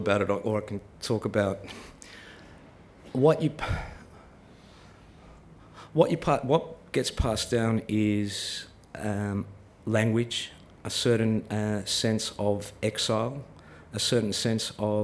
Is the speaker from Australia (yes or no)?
yes; Melbourne, Victoria, Australia; I grew up in Melbourne